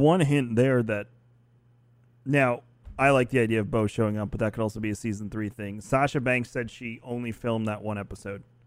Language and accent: English; New York, United States; I'm from New York